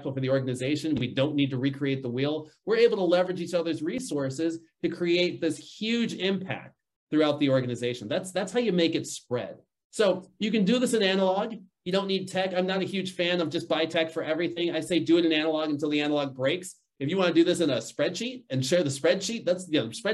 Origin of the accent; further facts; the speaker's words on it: Chicago, Illinois, United States; I grew up in Chicago